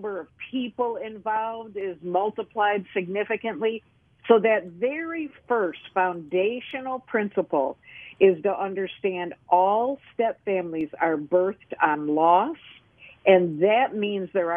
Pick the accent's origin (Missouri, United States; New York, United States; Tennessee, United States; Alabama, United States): New York, United States; Lockport; now in the South, United States; I'm originally from Western New York